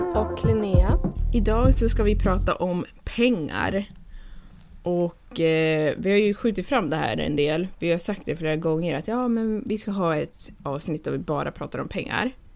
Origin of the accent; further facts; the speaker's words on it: Gävle, Gävleborg County, Sweden; now in Newport Beach, United States; jag kommer ändå från Gävle